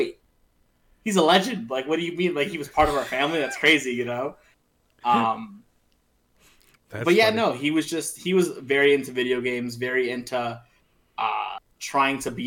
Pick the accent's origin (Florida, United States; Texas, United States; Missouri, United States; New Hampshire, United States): Florida, United States; Miami; also born or lived in New York; I grew up in Miami. I was in New York until I was like 4 years old.